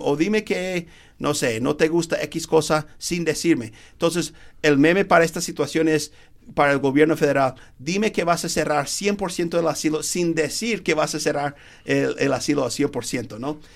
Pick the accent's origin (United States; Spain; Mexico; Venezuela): United States; Spanish is a second language; somos dos gringos americanos que hablamos español